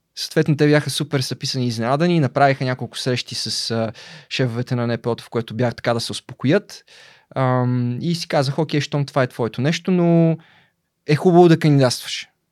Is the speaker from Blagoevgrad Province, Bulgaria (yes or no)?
yes; Belitsa, Blagoevgrad Province, Bulgaria; also born or lived in Razlog; Роден съм в Разлог през 89-та. Първите 14 години от живота си съм прекарал в Белица